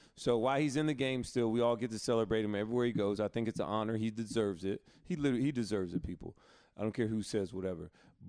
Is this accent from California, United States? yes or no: no; Alabama, United States; growing up in Alabama, North Carolina was the basketball state.